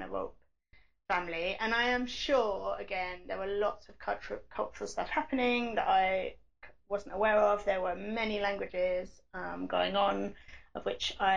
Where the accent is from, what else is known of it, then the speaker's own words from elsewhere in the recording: England, United Kingdom; I'm English